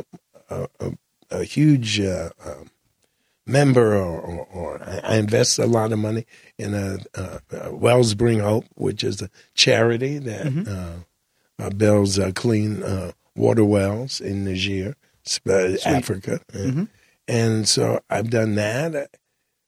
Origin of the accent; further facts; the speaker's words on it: Jamaica; I'm Jamaican